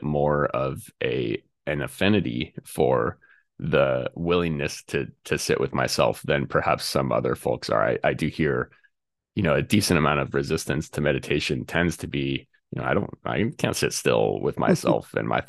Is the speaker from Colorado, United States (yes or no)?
yes; Colorado, United States; I grew up in Colorado, and right, literally my backyard was up against a national forest